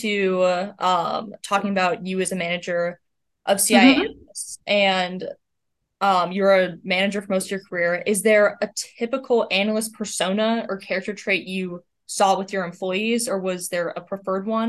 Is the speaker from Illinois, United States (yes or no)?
yes; Chicago, Illinois, United States; I was from outside of Chicago. I'm from Chicago